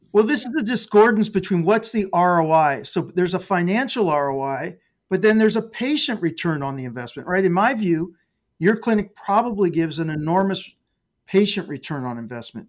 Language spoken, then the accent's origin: English; Dayton, Ohio, United States; I grew up in Dayton, Ohio